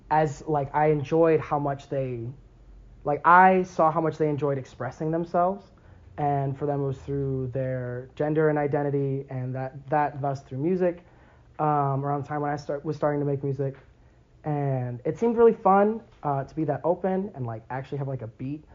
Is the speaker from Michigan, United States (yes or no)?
yes; Lansing, Michigan, United States; I'm 21 years old, and I'm from Lansing, Michigan